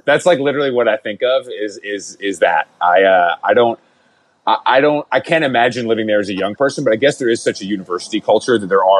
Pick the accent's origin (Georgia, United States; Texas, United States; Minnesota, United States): Georgia, United States; Atlanta; growing up in Atlanta